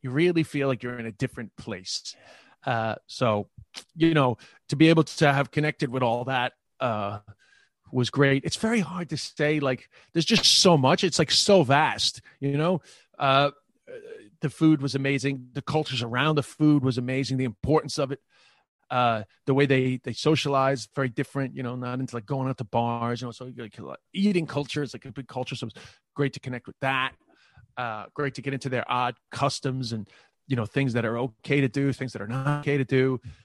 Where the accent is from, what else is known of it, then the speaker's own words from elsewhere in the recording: New York City, New York, United States; accent: New York; moved away as an adult; also born or lived in Ireland / China; the neighborhood that I grew up with in Queens, Flushing